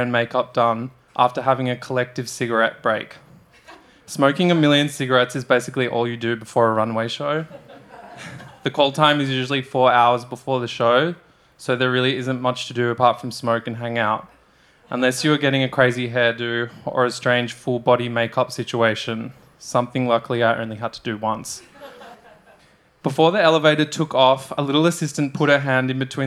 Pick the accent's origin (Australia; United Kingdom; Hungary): Australia; moved away as an adult; growing up in Australia